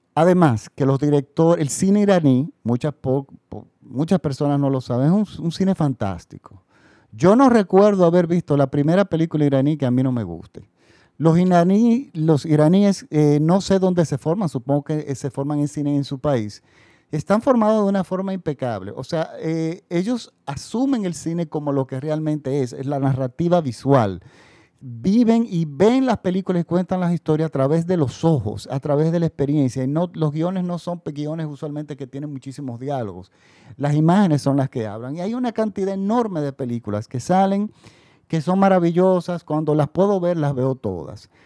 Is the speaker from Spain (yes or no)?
no; Dominican Republic; mi país, República Dominicana